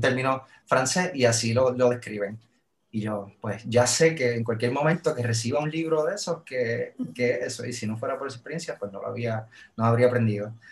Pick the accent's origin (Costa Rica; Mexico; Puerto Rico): Puerto Rico; Yo, vengo de Puerto Rico, yo vengo del trópico